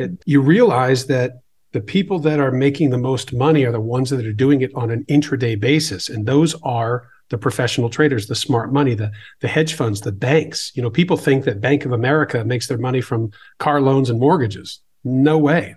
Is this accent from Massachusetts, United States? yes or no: yes; Boston, Massachusetts, United States; I grew up in the Boston area